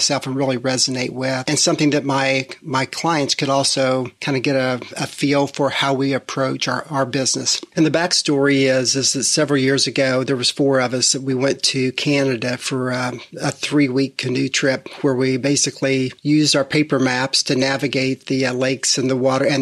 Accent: Midwest, United States; moved away as an adult; now in Charlotte, United States; We moved here from the Midwest after growing up there in a family-owned business.

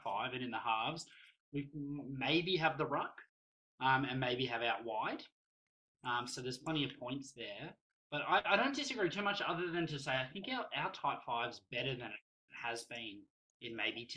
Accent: Australia; as an Aussie fan

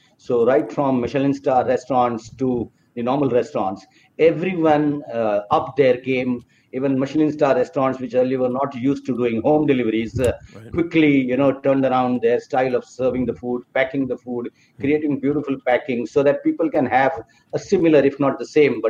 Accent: Mumbai, Maharashtra, India; I come from Bombay, and Bombay is on the western coast of India.

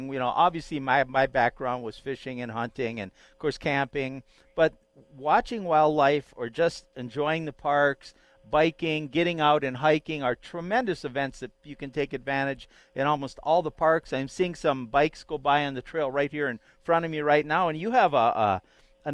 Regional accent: Minnesota, United States; now in Colorado, United States; where I grew up in Minnesota

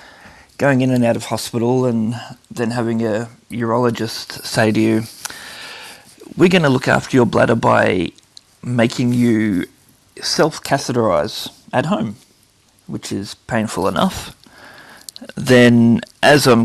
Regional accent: Traralgon, Victoria, Australia; I was born in Traralgon, Victoria

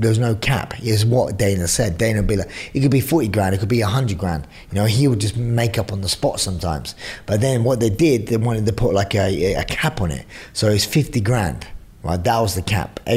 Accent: London, United Kingdom; I'm from East End of London

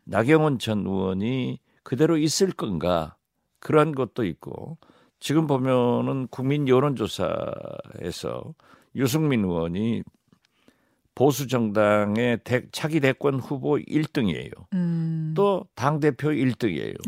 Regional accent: Haenam, Jindo, Wando, South Jeolla, South Korea; 제 고향을 해남 진도 완도를

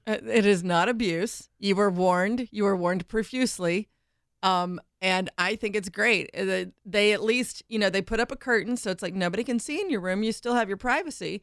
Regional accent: Indiana, United States; where I grew up in Indiana, everyone was guys.

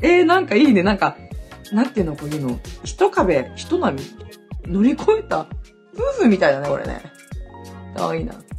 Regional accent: Hokkaido, Japan; born or raised there; now in Okinawa, Japan

